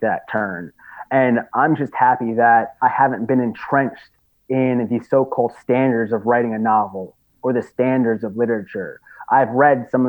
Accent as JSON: {"language": "English", "area": "Long Island", "region": "New York", "country": "United States", "also_born_or_lived": "Bed-Stuy, Brooklyn", "moved": "as an adult", "said": "I'm originally from Long Island, even though I have lived in Bed-Stuy a couple times"}